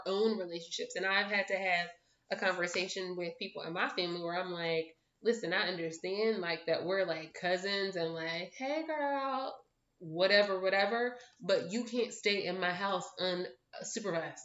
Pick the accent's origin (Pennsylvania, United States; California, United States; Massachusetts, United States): Pennsylvania, United States; Philadelphia; moved away as an adult; now in Pittsburgh, United States; I'm from Philadelphia. I live now in Pittsburgh